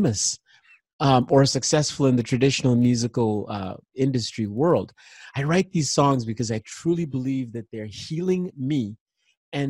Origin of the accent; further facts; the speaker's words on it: Nigeria; I was born in Nigeria in the 60s, late 60s. And there was a civil war going on